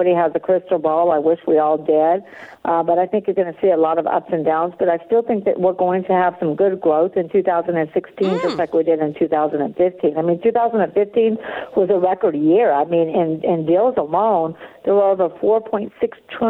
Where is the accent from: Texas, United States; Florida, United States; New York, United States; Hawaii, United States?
Texas, United States; moved away as an adult; also born or lived in California; now in New Orleans, United States; born in California, raised in Texas, but I've been in New Orleans for about 18 years